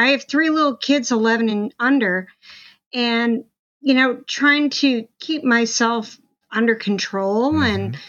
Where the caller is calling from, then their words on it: California, United States; I'm in the Bay Area